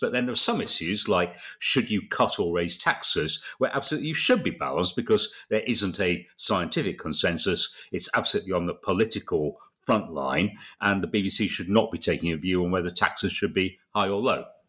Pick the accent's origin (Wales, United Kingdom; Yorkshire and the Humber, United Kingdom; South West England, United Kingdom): Yorkshire and the Humber, United Kingdom; Bradford; moved away as an adult; also born or lived in London; I was from Bradford